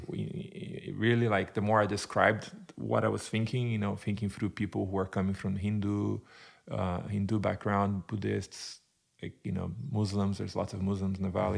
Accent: Brazil; English is a second language; moved away as an adult; also born or lived in United Kingdom / Turkey; now in Arizona, United States; so I am originally from Brazil, born and raised in Brazil

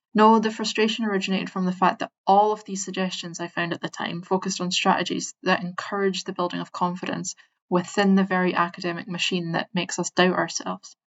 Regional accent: Scotland, United Kingdom; I'm Scottish and I speak fast

